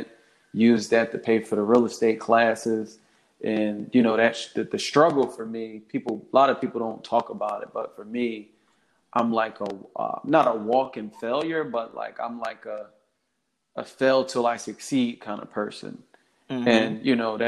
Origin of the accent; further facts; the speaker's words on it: Philadelphia, Pennsylvania, United States; I'm born and raised in Philadelphia, Delaware County, West Catholic graduate.